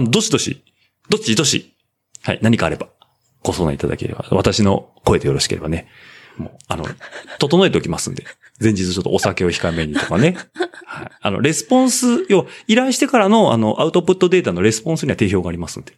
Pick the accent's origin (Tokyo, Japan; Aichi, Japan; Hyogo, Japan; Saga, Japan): Aichi, Japan; Nagoya; accent: Nagoya dialect; 僕の名古屋弁